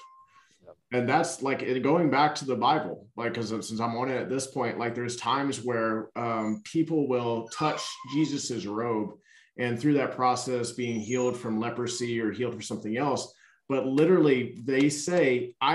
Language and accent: English; Louisiana, United States; I was born in Louisiana